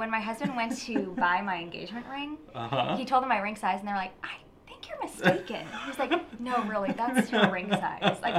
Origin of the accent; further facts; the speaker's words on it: Georgia, United States; I'm from Georgia, and so I'll find out someone lives in the area I grew up